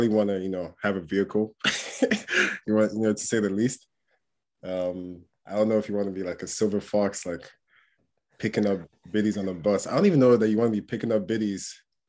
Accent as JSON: {"language": "English", "region": "England", "country": "United Kingdom", "tie": "born or raised there", "also_born_or_lived": "Port Harcourt, Nigeria", "said": "I was born in a city called Port Harcourt in Nigeria. Moved to England when I was like 6 or 7 years old"}